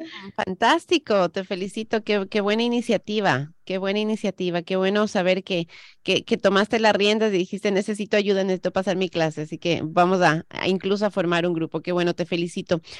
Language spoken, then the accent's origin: Spanish; Ecuador; now in United States; Yo soy la que emigró, yo nací en Ecuador, yo vine a este país